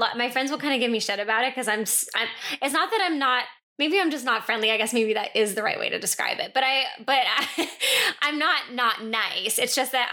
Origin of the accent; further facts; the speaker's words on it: New Hampshire, United States; moved away; I'm from New Hampshire